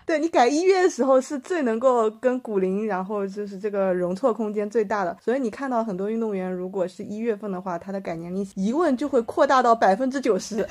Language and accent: Chinese; China; 我们中国人